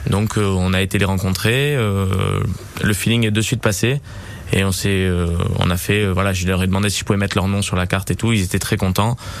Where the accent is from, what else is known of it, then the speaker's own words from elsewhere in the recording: Nice, Provence-Alpes-Côte d'Azur, France; je suis niçois, je suis né à Nice et je suis vraiment amoureux de Nice